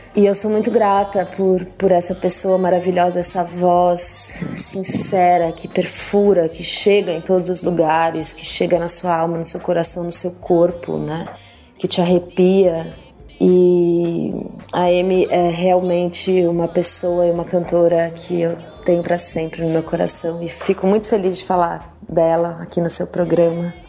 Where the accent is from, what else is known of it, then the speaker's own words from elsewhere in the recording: Brazil; Eu sou muito brasileira, sou uma cantora muito brasileira